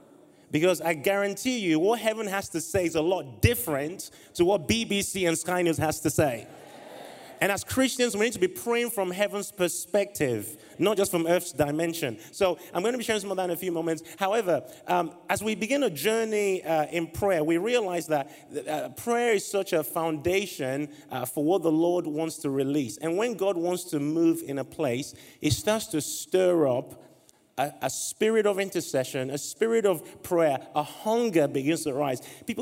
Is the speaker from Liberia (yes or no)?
yes; Liberia; And I was born in Liberia. I'm assuming they're not like... There's a Liberian in the house. Yay! Oftentimes when I say that, I don't see any Liberians anywhere. So it's great to meet you, fellow Liberian.